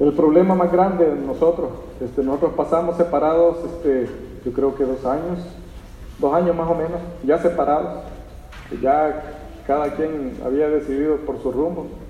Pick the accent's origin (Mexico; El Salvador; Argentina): El Salvador; moved away as an adult; Somos del Salvador